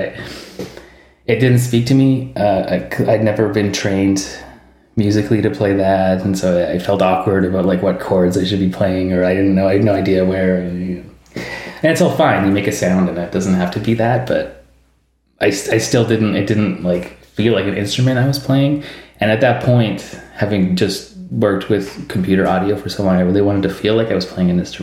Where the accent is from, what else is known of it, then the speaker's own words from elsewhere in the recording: Vancouver, British Columbia, Canada; I'm from Vancouver